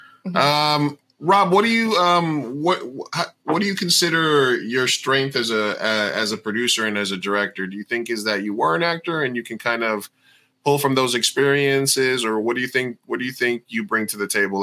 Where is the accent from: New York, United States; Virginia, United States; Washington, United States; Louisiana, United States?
New York, United States; Queens; I went to Newtown High School in Queens, which was like one of the most culturally diverse schools in the whole world